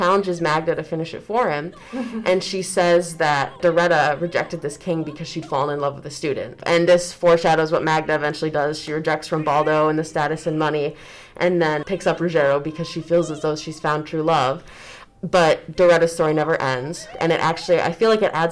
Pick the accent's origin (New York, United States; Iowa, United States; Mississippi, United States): Iowa, United States; I am from Iowa